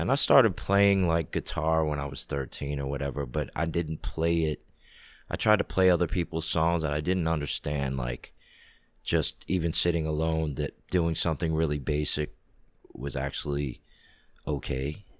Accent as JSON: {"language": "English", "town": "Washington", "region": "District of Columbia", "country": "United States", "tie": "born or raised there", "said": "I grew up in D C."}